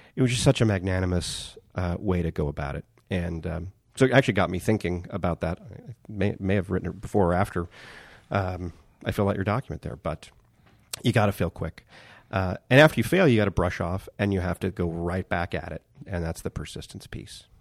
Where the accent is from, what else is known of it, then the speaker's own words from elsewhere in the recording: Bakersfield, California, United States; moved away as an adult; also born or lived in New York; back to Bakersfield